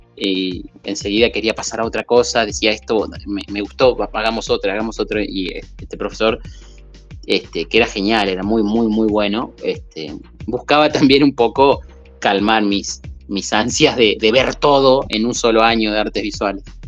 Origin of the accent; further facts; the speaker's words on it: Berazategui, Buenos Aires Province, Argentina; Yo empiezo a estudiar a los nueve años en una academia de dibujo que estaba muy cerca de donde yo nací. Esto es en el sur de Buenos Aires, en Verazategui. Sería Buenos Aires provincia, ¿no? No, no la capital